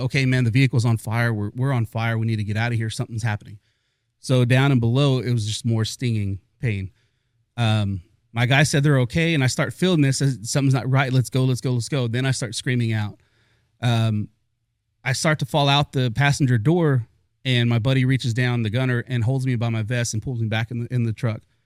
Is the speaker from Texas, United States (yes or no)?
yes; Fort Worth, Texas, United States; I grew up in North Side of Fort Worth.